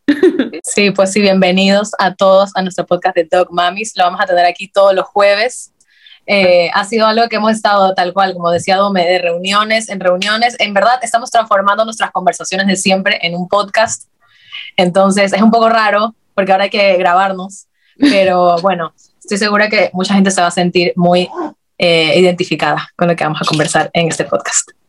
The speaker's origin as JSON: {"language": "Spanish", "town": "Guayaquil", "region": "Guayas", "country": "Ecuador", "moved": "as an adult", "lives_now": "Madrid, Spain", "said": "somos de Guayaquil, Ecuador"}